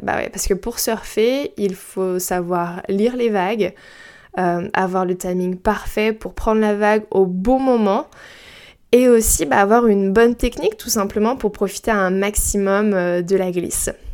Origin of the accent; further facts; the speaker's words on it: Brittany, France; moi j'ai grandi en Bretagne et proche de la mer